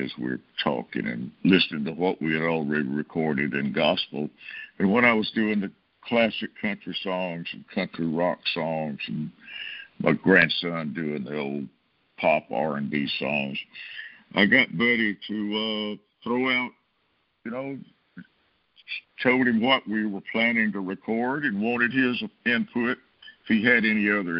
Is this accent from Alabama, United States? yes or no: yes; Brewton, Alabama, United States; moved away; Bruton, my hometown